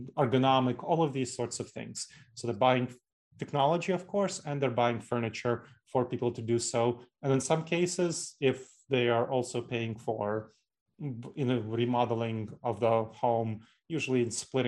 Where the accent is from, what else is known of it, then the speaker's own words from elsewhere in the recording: New York City, New York, United States; moved away as an adult; now in Columbus, United States; I grew up in New York City. So New York City is kind of the hometown for me